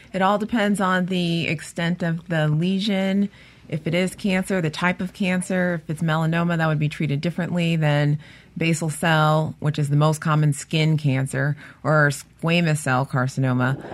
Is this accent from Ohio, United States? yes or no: yes; Cleveland, Ohio, United States; now in Mississippi, United States; from Cleveland, Ohio. Originally, I am